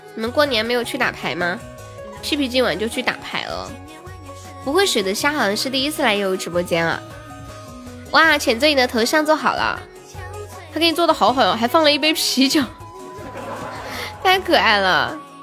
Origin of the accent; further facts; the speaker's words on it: Nanchong, Sichuan, China; 我是南充的